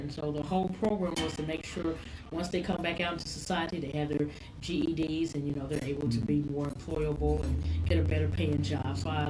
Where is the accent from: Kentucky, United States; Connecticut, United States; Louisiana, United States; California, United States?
Kentucky, United States; Louisville; I'm from Louisville, Kentucky, and my grandmother and my mom were very involved in politics.